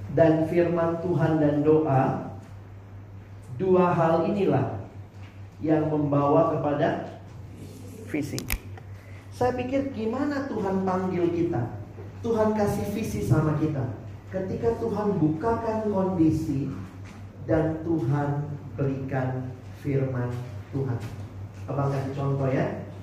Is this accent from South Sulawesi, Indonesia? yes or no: yes; Makassar, South Sulawesi, Indonesia; moved away as an adult; also born or lived in Jakarta / Depok; Saya kan anak daerah. Dari Makassar kuliah ke Jakarta